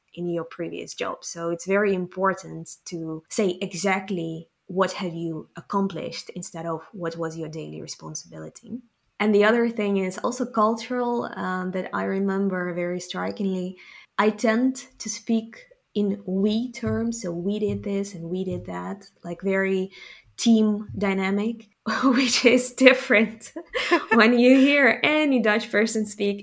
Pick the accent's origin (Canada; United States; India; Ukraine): Ukraine; Kyiv; moved away as an adult; also born or lived in Rotterdam, Netherlands; now in Gouda, Netherlands; Ukrainian, born and raised in Kiev, and for the past 10 years I live in the Netherlands